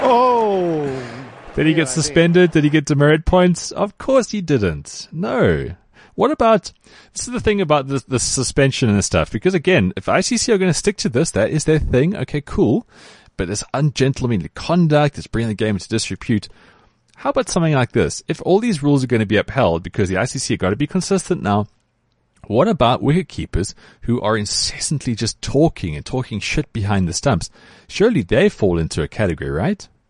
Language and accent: English; South Africa; as a South African